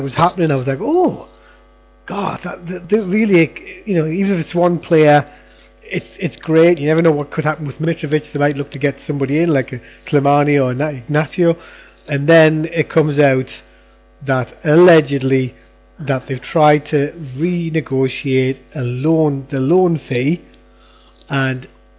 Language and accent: English; Newcastle upon Tyne, North East England, United Kingdom; I'm just a Geordie Gorgeous, okay?